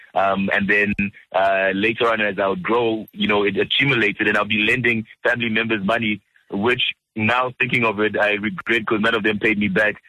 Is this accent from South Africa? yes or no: yes; South Africa; also born or lived in Democratic Republic of the Congo; I, I, came here when I was about three years old, around '92